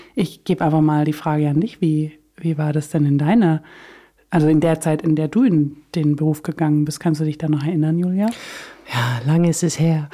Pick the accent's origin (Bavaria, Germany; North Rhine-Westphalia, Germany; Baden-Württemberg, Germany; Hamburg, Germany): Baden-Württemberg, Germany; Swabia; ich komme aus Süddeutschland, für alle, die es nicht wissen oder hören, ähm, aus dem Schwabeländle